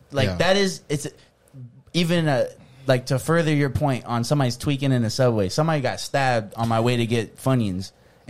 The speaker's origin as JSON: {"language": "English", "region": "Florida", "country": "United States", "said": "we're from Florida"}